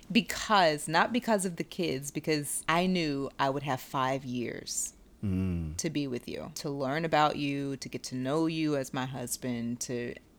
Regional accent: the South, United States; I'm from the South.

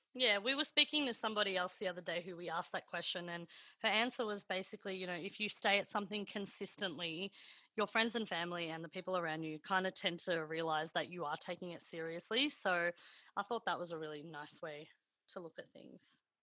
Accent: Melbourne, Victoria, Australia; I grew up in the northern suburbs of Melbourne

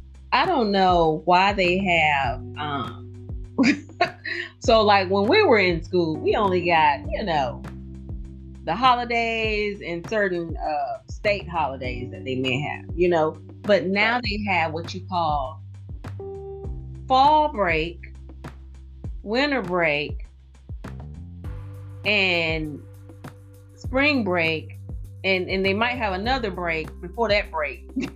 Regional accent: the South, United States; I'm from the South, so we didn't get that many.

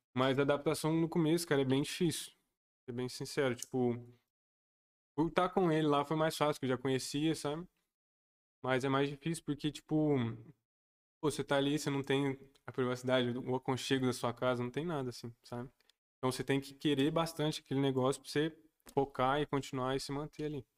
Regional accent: Alfenas, Minas Gerais, Brazil; Eu nasci aqui em Alfenas, tenho 20 anos

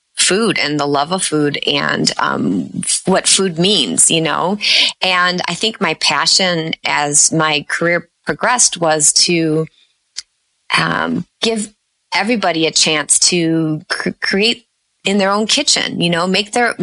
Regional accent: Chicago, Illinois, United States; I grew up in the Chicago area.

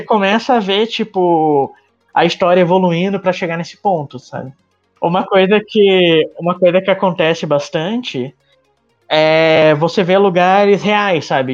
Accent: interior of São Paulo, Brazil; eu sou do interior de São Paulo

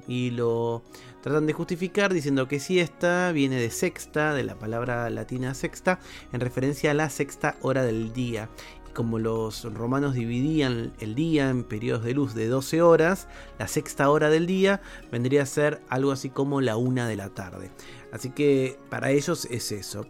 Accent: Argentina; En mi país, en Argentina

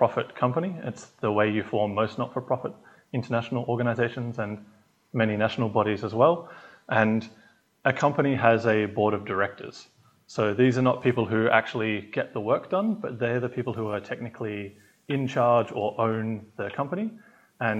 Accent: Australia; moved away as an adult; now in Switzerland; I am from Australia, but I have just relocated to Switzerland

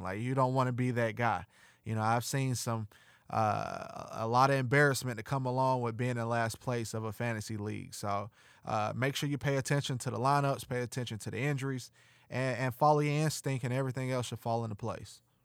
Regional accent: Missouri, United States; I'm from the Show Me State

